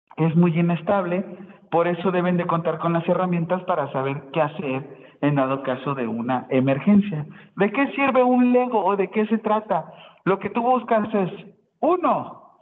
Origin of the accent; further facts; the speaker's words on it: Acapulco, Guerrero, Mexico; yo soy de Acapulco y soy salvavidas